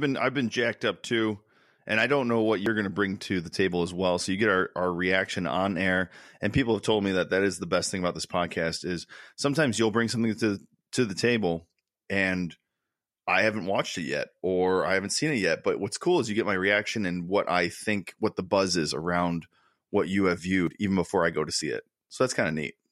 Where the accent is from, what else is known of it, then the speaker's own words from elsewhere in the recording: Connecticut, United States; we grew up in Connecticut, both of us